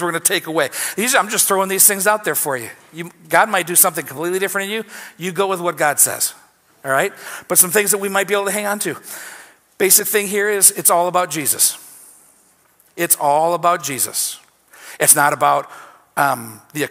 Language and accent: English; United States; As American Christians